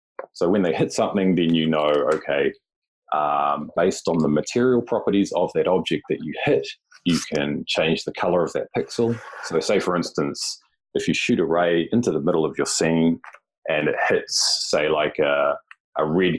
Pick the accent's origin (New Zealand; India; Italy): New Zealand; now in Japan; Yeah, so I currently live and work in Japan. I'm from New Zealand